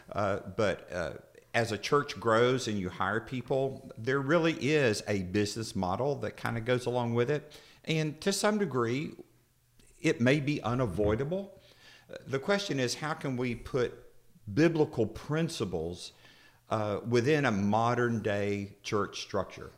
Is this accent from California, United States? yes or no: no; Florida, United States; I'm from Florida.